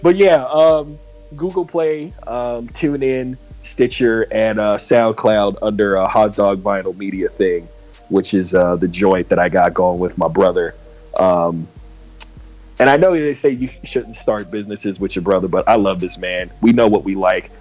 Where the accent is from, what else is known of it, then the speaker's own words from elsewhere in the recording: San Diego, California, United States; I'm from San Diego